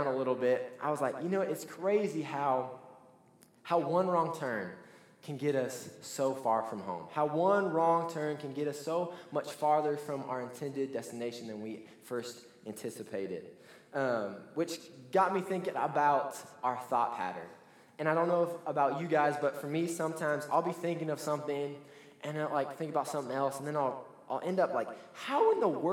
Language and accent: English; Lebanon, Ohio, United States; moved away as an adult; now in Canton, Georgia, United States; We're originally from Lebanon, Ohio, which is in between Cincinnati and Dayton